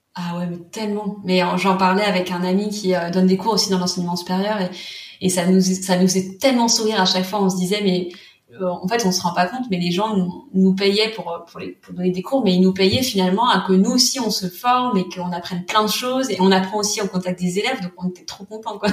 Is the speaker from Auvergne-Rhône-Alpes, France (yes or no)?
no; Vendée, Pays de la Loire, France; moved away as an adult; also born or lived in Nantes; Je venais de Vendée et euh, je voulais absolument voilà vivre et travailler à Nantes